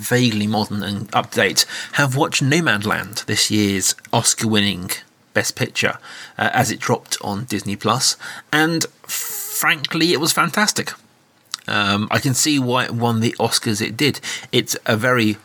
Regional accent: United Kingdom; as a Brit

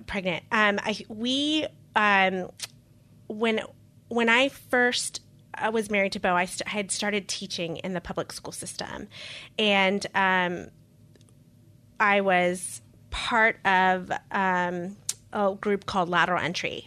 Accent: Costa Rica; moved away; also born or lived in Queens, New York; I'm a dual citizen, I was born in Costa Rica

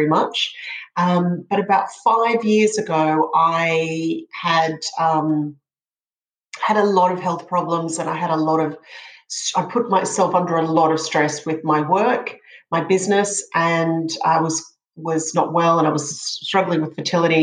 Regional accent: Brisbane, Queensland, Australia; I grew up in Brisbane

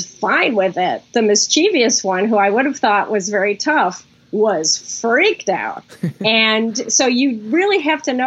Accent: Chicago, Illinois, United States; moved away as an adult; also born or lived in New York; When I was growing up, I grew up in Chicago

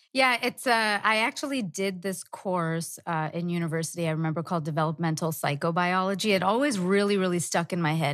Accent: Dubai, United Arab Emirates; I was born in Dubai

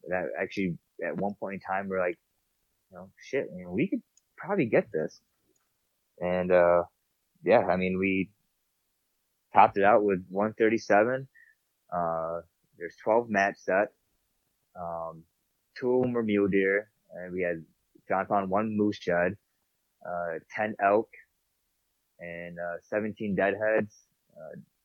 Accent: New York, United States; moved away; I'm from New York

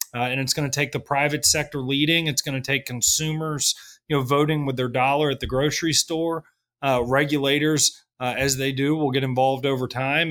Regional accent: Kentucky, United States; moved away as an adult; also born or lived in New York City / Washington, D.C.; I grew up in Kentucky

